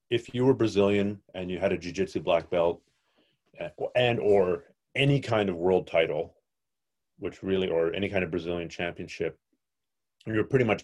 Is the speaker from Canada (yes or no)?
yes; Canada; I'm a Canadian.